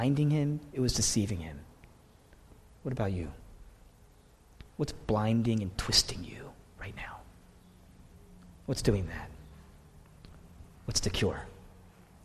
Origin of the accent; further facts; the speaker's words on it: Fort Washington, United States; also born or lived in Boston; I grew up in this area. I grew up in Fort Washington, that area.